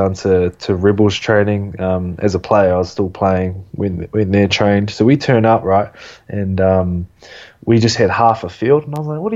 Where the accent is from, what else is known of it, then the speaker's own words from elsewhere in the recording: New Zealand; moved away as an adult; now in Melbourne, Australia; we come from New Zealand